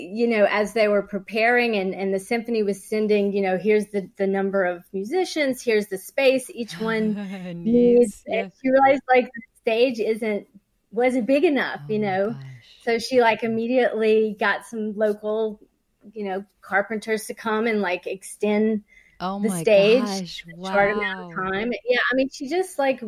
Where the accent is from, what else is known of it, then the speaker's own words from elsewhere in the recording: Avoyelles Parish, rural Louisiana, United States; We're from rural Louisiana.